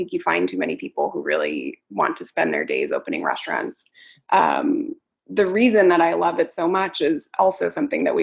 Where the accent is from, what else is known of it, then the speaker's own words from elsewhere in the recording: San Francisco, California, United States; I grew up in San Francisco in a bed and breakfast